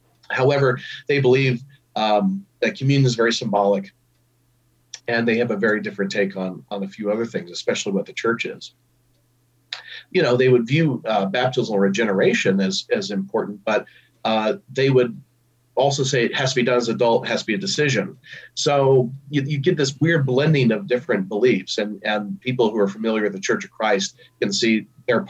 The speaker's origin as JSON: {"language": "English", "town": "Columbia", "region": "Missouri", "country": "United States", "tie": "born or raised there", "also_born_or_lived": "Fulton, Missouri / Connecticut", "moved": "as an adult", "lives_now": "Wartburg, United States", "said": "I was born and raised in Columbia, Missouri"}